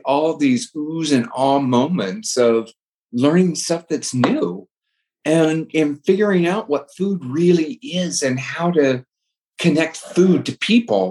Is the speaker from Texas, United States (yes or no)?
no; San Diego, California, United States; I was born and raised in San Diego